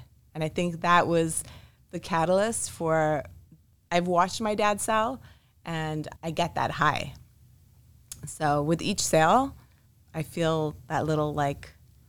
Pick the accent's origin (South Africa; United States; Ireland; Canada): Canada; Montreal, Quebec; also born or lived in Israel; So we moved a lot as a child. I was born in Israel and by the age of 3, moved to Montreal, Canada.